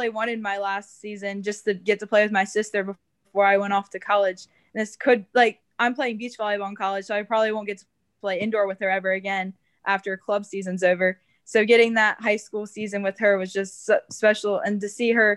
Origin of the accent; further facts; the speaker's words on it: downstate Delaware, United States; I was from the South